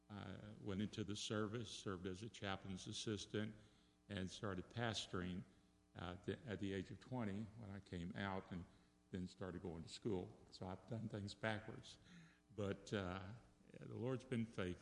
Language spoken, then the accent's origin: English; Dallas, Texas, United States; I grew up in Dallas, Texas at a Baptist church, Galilee Baptist.